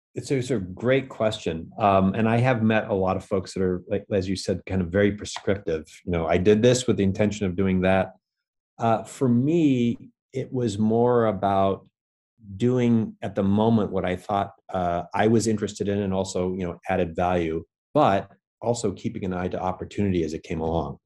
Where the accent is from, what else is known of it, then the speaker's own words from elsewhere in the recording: Bellingham, Washington, United States; now in New York, United States; I grew up in Washington State. So, uh, originally from the Northwest in a, in a city called Bellingham, Washington